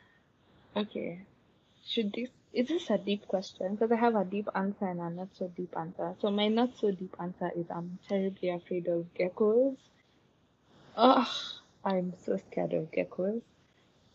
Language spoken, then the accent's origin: English; Nairobi, Kenya; I grew up in Nairobi.